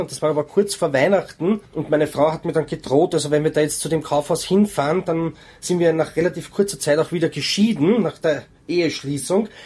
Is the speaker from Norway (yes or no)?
yes; Norway; now in Austria; Leben tue ich in Österreich, geboren bin ich in Norwegen